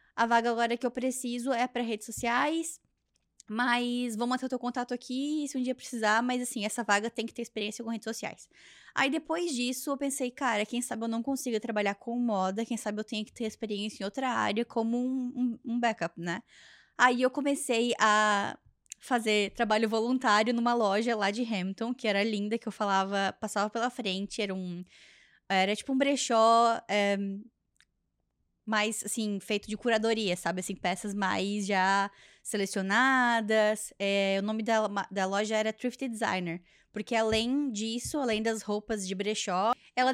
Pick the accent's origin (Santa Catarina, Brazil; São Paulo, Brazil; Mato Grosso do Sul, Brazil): Santa Catarina, Brazil; Joinville, Jaraguá do Sul; moved away as an adult; now in Canada; lá na minha região é assim, lá no sul do Brasil, lá em Joinville, Jaraguá do Sul